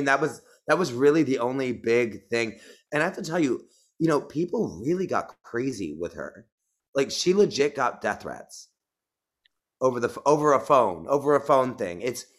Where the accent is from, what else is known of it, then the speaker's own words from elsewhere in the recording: New York City, New York, United States; now in Netherlands; I'm from New York City